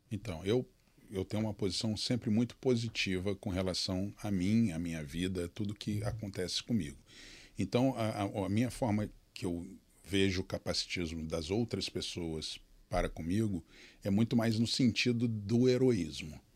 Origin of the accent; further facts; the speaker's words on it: interior of São Paulo, Brazil; Eu sou do interior de São Paulo, nasci uhum. numa uma cidade bem pequenininha